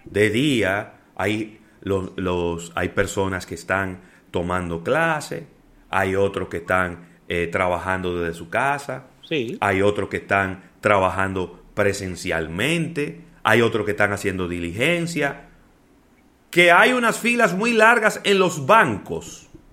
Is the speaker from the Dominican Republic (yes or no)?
yes; Dominican Republic